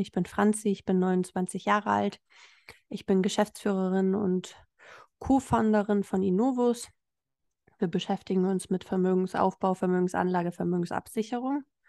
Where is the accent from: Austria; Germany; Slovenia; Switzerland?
Germany; Hamburg; moved away as an adult; also born or lived in Berlin; Ich kam jetzt nicht aus einer Kleinstadt, ich bin aus Hamburg gekommen